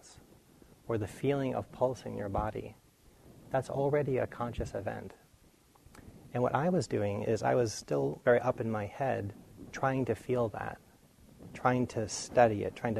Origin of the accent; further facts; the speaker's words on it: near Boston, Massachusetts, United States; when I was young, I grew up near Boston